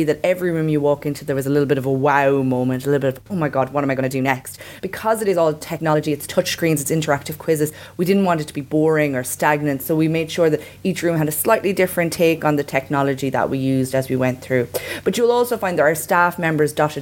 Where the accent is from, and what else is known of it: Ireland